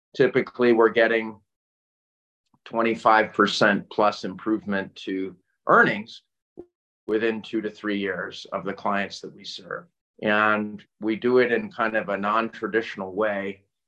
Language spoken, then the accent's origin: English; Northeast, United States; also born or lived in Connecticut / Massachusetts / New York / North Carolina; I, I grew up in the Northeast mm-hmm. and uh, Connecticut and Massachusetts and New York